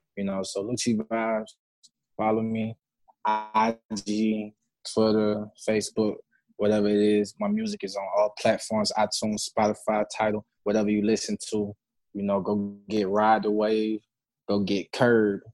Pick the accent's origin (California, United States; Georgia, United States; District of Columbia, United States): Georgia, United States; Decatur; I'm from the Decatur, Georgia